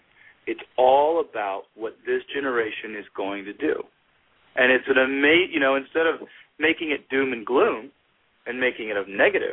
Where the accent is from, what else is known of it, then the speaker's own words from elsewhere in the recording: Gulf Coast of Louisiana, United States; moved away; in Louisiana, in my hometown, I'm about to buy a farm